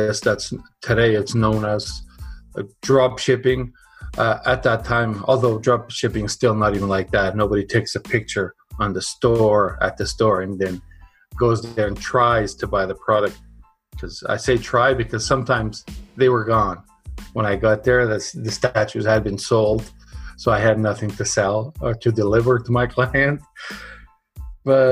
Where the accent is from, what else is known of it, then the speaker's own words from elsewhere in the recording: Portugal; moved away; also born or lived in Canada; I was born in Canada, but then moved to Europe when I was five. And because it was so nice there where we were in Portugal, I stayed there for 25 years.